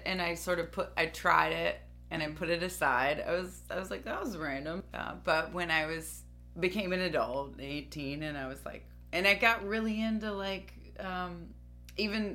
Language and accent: English; Dayton, Ohio, United States; I'm from Dayton, Ohio